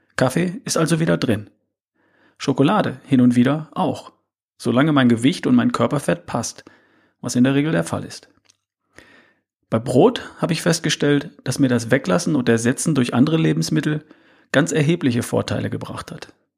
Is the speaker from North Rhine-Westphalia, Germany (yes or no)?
yes; North Rhine-Westphalia, Germany; Ich bin in Ostwestfalen aufgewachsen.